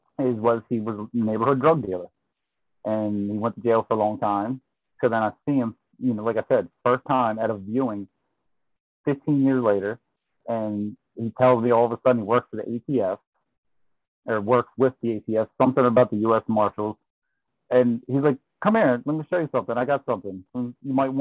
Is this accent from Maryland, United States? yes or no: yes; Baltimore, Maryland, United States